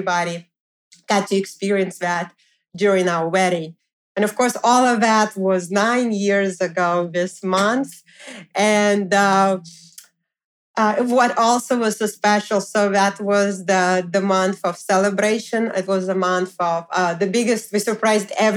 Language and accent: English; Moscow, Russia; now in New York, United States; we also went to Moscow, Russia, so I went to visit my family and friends